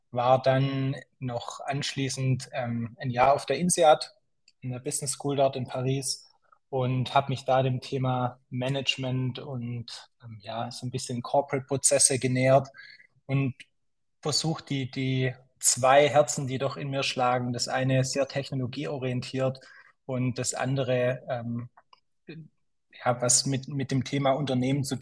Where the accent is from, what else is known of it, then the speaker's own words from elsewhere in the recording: Schwäbisch Gmünd, Baden-Württemberg, Germany; also born or lived in Zurich, Switzerland / San Francisco, United States; ursprünglich komme ich aus Schwäbisch Gmünd, kleines, kleines Städtchen hier im, im Süden von Deutschland bin hier aufgewachsen, ähm, bin dann nach dem Abitur, hat es mich ein bisschen in die große weite Welt hinausgezogen. Ich bin dann zum Studium in die Schweiz